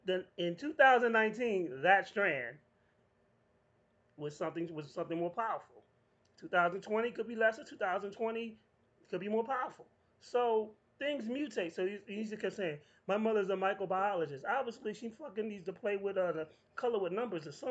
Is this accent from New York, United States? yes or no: yes; New York, United States; born or raised there